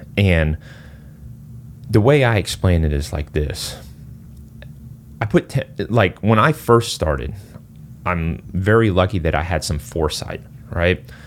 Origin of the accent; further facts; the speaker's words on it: Singapore; moved away; I'm originally from Singapore.